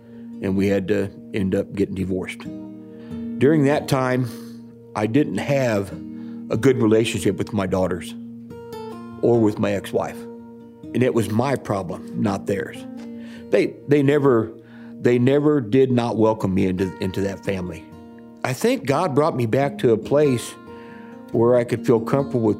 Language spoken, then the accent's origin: English; Champaign, Illinois, United States; I'm from Champaign, Illinois